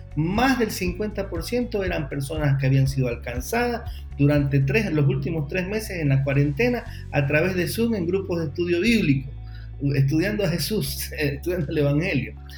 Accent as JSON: {"language": "Spanish", "country": "Ecuador", "said": "En mi país, en Ecuador"}